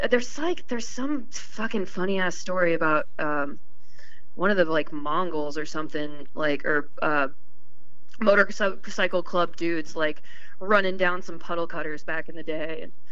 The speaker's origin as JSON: {"language": "English", "town": "Sacramento", "region": "California", "country": "United States", "said": "I'm from the Sack."}